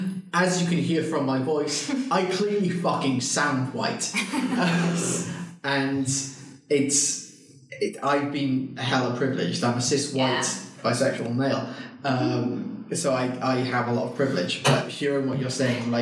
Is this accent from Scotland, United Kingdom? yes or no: no; Wales, United Kingdom; the English literally came to our country